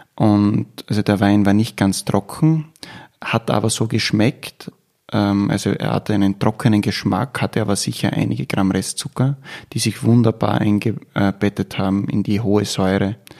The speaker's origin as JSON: {"language": "German", "region": "Styria", "country": "Austria", "said": "bei uns in der Steiermark"}